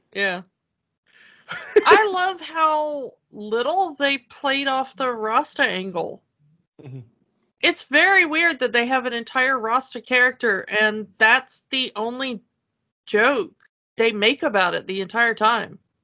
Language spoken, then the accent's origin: English; south Georgia, United States; moved away; also born or lived in Chicago; I'm not just from Georgia. I'm from like the south of Georgia.